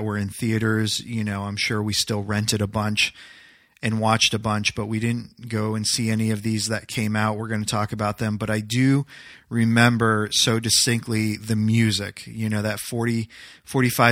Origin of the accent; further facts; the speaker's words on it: Loudon, New Hampshire, United States; also born or lived in Manchester, New Hampshire; We used to live in Manchester, New Hampshire, and we moved from Manchester, New Hampshire, 45 minutes away, to Loudoun, New Hampshire